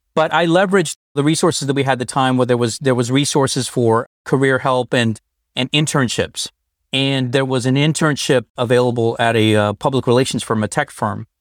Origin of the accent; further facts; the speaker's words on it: Northern Colorado, United States; moved away as an adult; now in San Francisco Bay Area, United States; I was born and raised in Northern Colorado